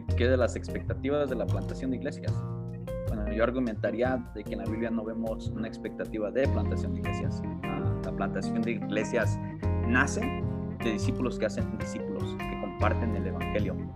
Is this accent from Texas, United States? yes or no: no; California, United States; accent: pocho; also born or lived in Michoacán; now in Querétaro, Mexico; nací en el estado de Michoacán y crecí en, California, en los Estados Unidos, por eso el acento medio, medio pocho.